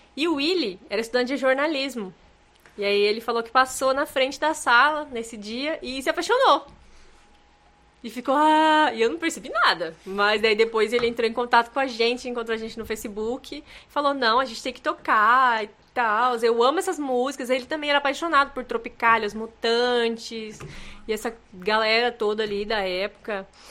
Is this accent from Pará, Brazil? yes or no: no; Rondônia, Brazil; eu sou de Rondônia